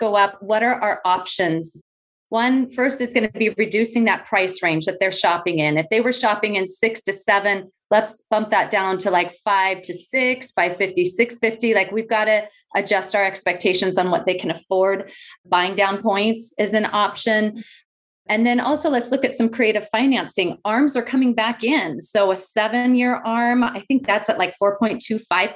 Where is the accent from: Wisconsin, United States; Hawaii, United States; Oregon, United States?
Oregon, United States; West Linn; my hometown of West Lynn